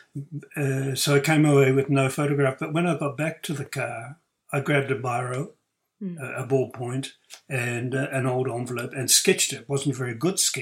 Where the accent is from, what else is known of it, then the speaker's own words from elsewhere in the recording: Whanganui, Manawatū-Whanganui, New Zealand; moved away as an adult; also born or lived in France; my hometown, Whanganui on the west coast